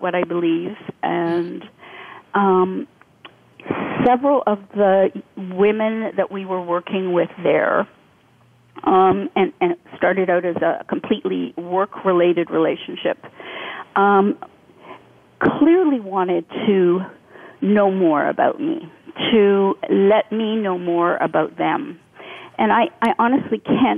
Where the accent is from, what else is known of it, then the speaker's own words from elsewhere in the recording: Canada; I came from Canada